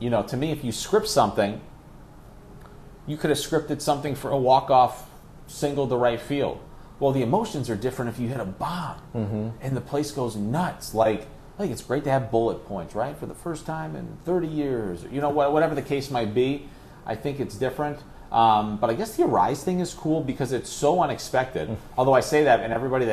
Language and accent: English; Ithaca, New York, United States; moved away; I grew up in Ithaca, New York